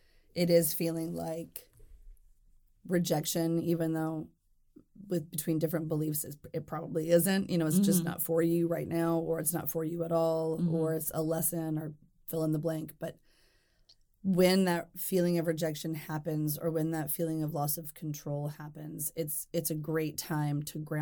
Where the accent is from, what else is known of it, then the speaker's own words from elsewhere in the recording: Deep South, United States; And also growing up in the Deep South, it may be a little bit different, but in other places, but it still felt very, very present.